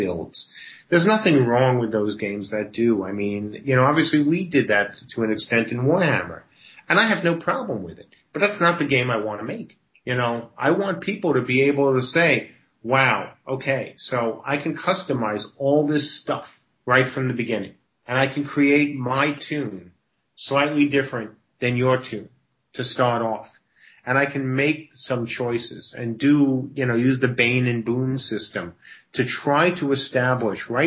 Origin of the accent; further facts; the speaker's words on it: New York, United States; I grew up in New York